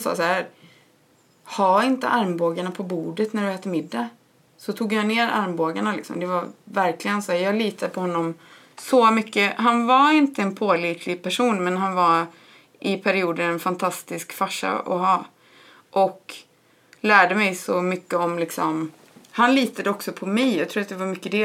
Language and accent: Swedish; Borås, Västra Götaland, Sweden; moved away as an adult; jag är uppvuxen i Borås. Jag bodde där mina första 18 år i livet.